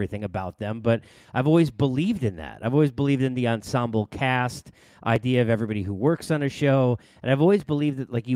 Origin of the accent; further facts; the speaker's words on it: Massapequa, New York, United States; from Massapequa